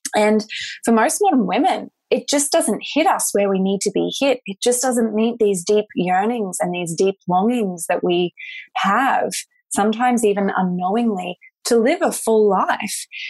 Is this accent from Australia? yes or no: yes; Australia; also born or lived in Sunshine Coast, Australia; I'm Australian